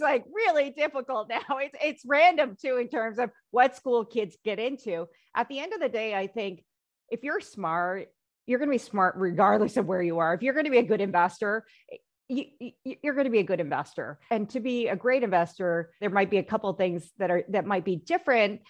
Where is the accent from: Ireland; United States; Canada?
United States; I am Asian, I am Korean American